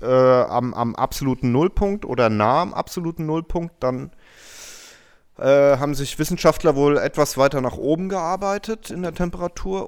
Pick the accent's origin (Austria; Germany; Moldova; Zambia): Germany; Hanau, Hesse; aus Hanau